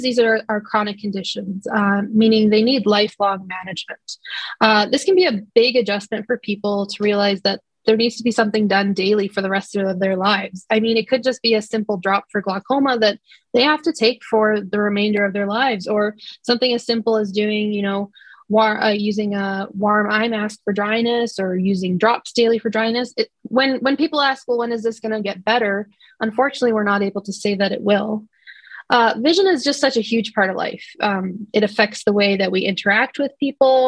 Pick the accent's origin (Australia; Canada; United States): Canada; Estevan, Saskatchewan; I was born and raised in Estevan